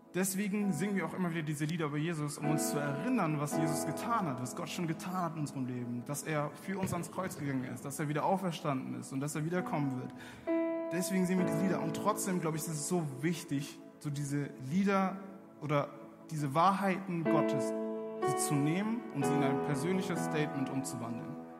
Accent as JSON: {"language": "German", "country": "Germany", "tie": "born or raised there", "said": "ich bin in Deutschland aufgewachsen"}